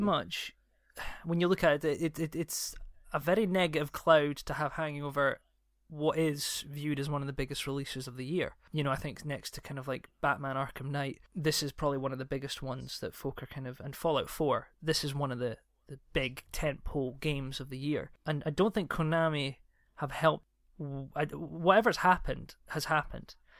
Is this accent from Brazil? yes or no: no; Scotland, United Kingdom; I'm Scottish